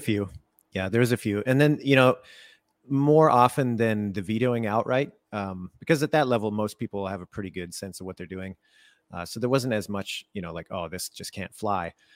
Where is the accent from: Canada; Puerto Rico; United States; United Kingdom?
Canada; I was born in Canada